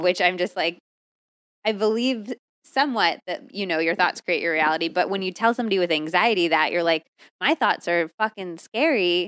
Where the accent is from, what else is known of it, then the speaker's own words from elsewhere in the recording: United States; also born or lived in California / Arizona; I grew up in California and Arizona, so I grew up obsessed with quesadillas and tacos and enchiladas and all